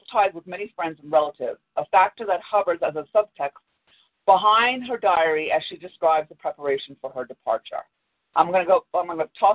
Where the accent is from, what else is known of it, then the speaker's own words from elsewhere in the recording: Long Island, New York, United States; also born or lived in Manhattan, New York; I was born in Manhattan, which is an island too, on New York, but then I was raised on Long Island